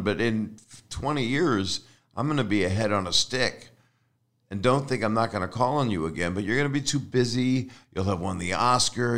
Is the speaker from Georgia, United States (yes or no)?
no; Philadelphia, Pennsylvania, United States; I am a fool from Philly.